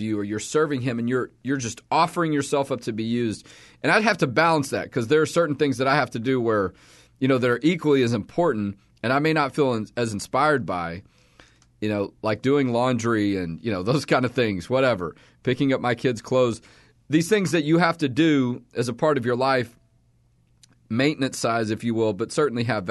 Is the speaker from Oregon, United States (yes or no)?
no; Texas, United States; also born or lived in Houston / Austin / Dallas; I've lived in Texas all my life.